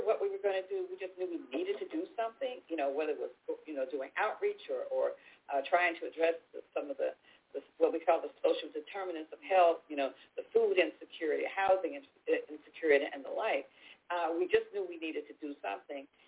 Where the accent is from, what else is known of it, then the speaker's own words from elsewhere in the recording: Chicago, Illinois, United States; moved away as an adult; now in Texas, United States; I'm, I'm a native Chicagoan. Um, I'm second, third, third generation uh, uh, Chicagoan, and um, I uh, went to Chicago public schools